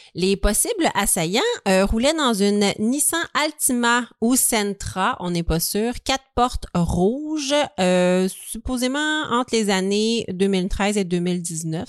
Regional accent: Montreal, Quebec, Canada; nous, on est de Montréal

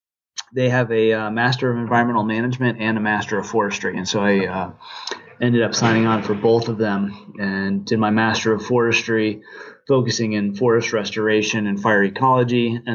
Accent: Midwest, United States; also born or lived in Virginia; And then growing up in the Midwest and the East, and, you know, I spent some time in Virginia as well.

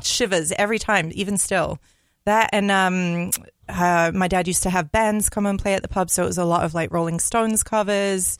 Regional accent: London, United Kingdom; moved away as an adult; now in Minneapolis, United States; I'm from London, so okay. I I live there. My my whole life until I was 25

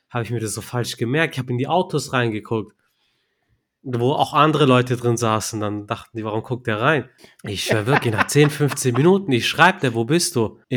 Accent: Turkey; Ich bin ja Türke.

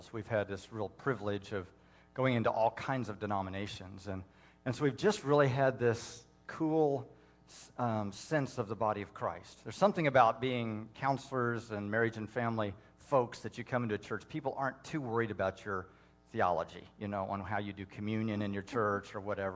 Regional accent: Indiana, United States; I was raised in the Baptist Church in Indiana

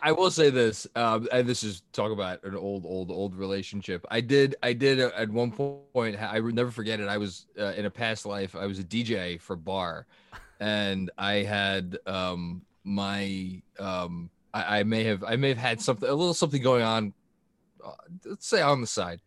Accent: New York City, New York, United States; I grew up in, in Staten Island

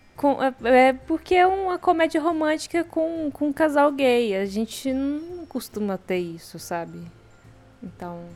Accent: Brazil; a gente é brasileiro

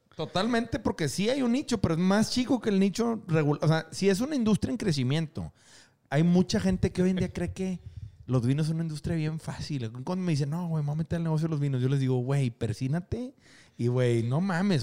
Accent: Mexico; now in Monterrey, Mexico; nosotros como mexicanos

